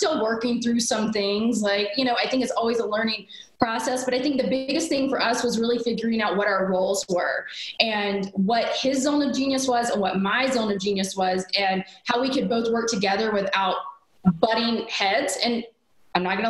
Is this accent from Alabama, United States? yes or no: yes; small town in Alabama, United States; I was raised in the South, a very traditional way